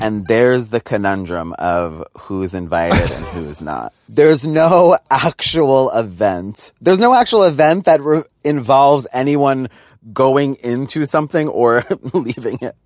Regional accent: New York, United States; I grew up in New York

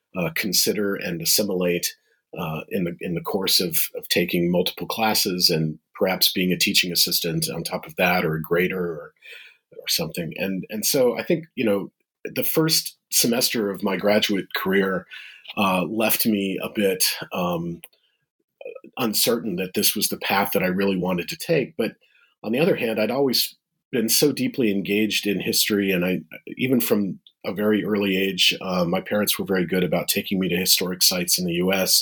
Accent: Midwest, United States; moved away as an adult; also born or lived in Boston; I'm a Midwesterner

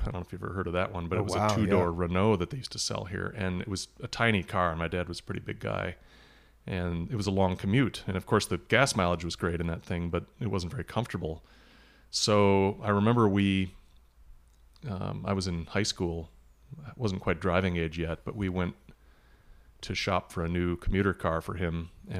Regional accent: Milwaukee, Wisconsin, United States; also born or lived in Illinois, United States; now in Minneapolis, United States; No, I was born in Illinois, and then when I was a little kid, we moved to Wisconsin, and I spent kind of most of my teen years and high school days in Milwaukee, the Milwaukee area

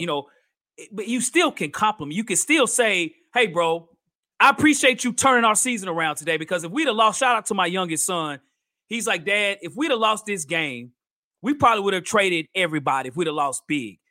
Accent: Nashville, Tennessee, United States; I'm from here in Nashville, Tennessee

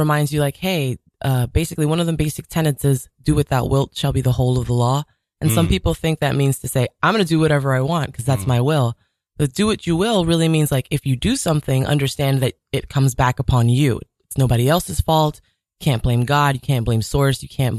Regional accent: Jamaica; Growing up in Jamaica, it was very rough and tumble, you know, the avenue, there was a lot of violence and crime.

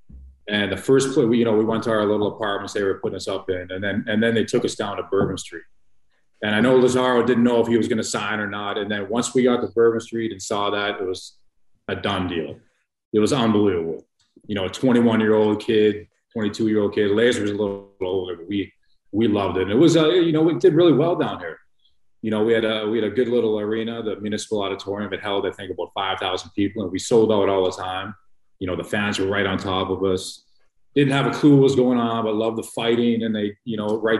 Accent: Calgary, Alberta, Canada; moved away as an adult; now in New Orleans, United States; born and raised in Calgary

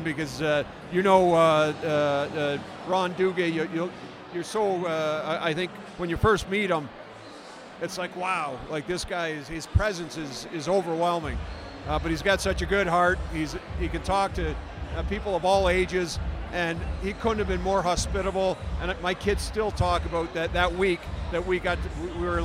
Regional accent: Toronto, Ontario, Canada; when I was a kid growing up in Toronto

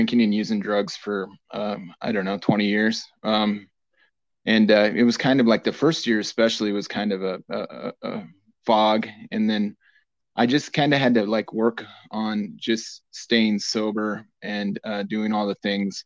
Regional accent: Lander, Wyoming, United States; Growing up in Lander

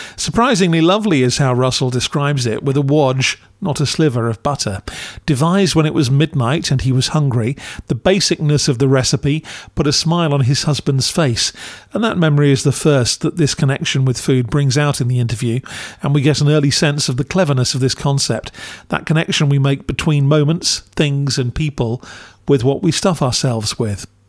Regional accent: United Kingdom; as a Brit

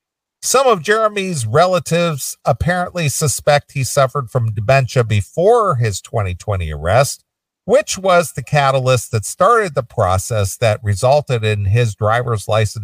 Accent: England, United Kingdom; being I'm from England and … is an Englishman.

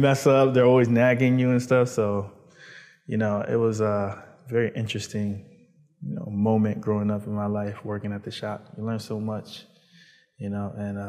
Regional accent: Baltimore, Maryland, United States; also born or lived in New York / Virginia; Well, I lived in, I was born in New York, sorry. And then I traveled after 4 to Baltimore. It was rough in New York and it was rough in Baltimore. Decided to move from Baltimore to Virginia, then Maryland, and then Virginia.

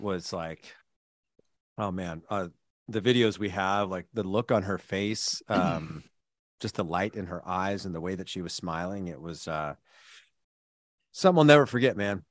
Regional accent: California, United States; I'm from California

